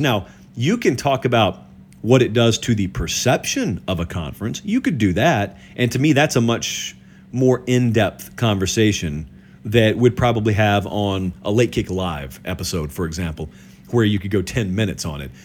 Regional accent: the South, United States; also born or lived in Columbus, Georgia; I grew up in the South

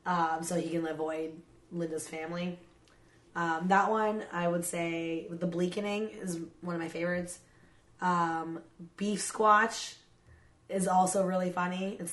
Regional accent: Canada; I'm Canadian and not white

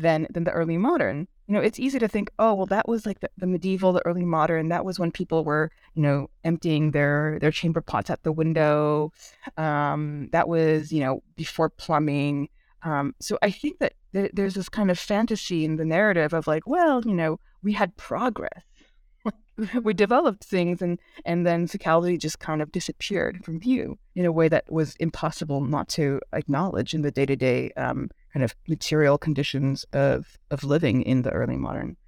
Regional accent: Bay Area, California, United States; first language Korean; English is a second language; I grew up in the California and Bay Area, which has a pretty substantial Asian community

